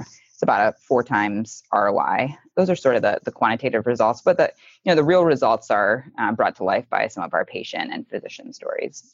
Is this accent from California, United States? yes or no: no; just outside of Cleveland, Ohio, United States; I grew up just outside of Cleveland, Ohio, in a family that valued hard work and public service